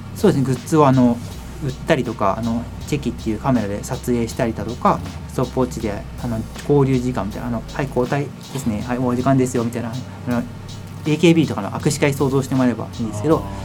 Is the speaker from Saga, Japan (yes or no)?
no; Shizuoka, Japan; moved away as an adult; also born or lived in Hokkaido / Tokyo; 一回静岡の実家を戻って